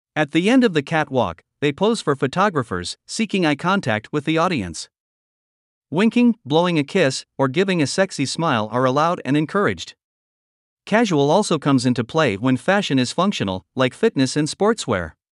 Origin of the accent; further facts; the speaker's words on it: Germany; my hometown is Germany